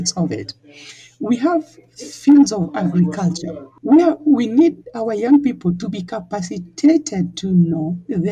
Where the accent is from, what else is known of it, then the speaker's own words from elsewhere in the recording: Kenya; we in Kenya, as I was introducing myself, I told you that I'm a Luo, and we majorly live around Lake Victoria